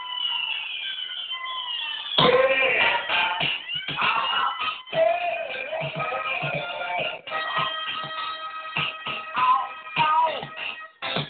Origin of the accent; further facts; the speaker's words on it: Philadelphia, Pennsylvania, United States; I grew up in North Philly